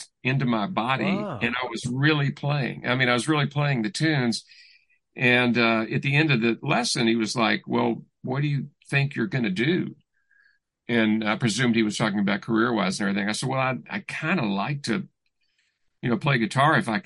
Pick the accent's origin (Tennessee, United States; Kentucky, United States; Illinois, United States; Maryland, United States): Kentucky, United States; Louisville; I grew up in Louisville, Kentucky.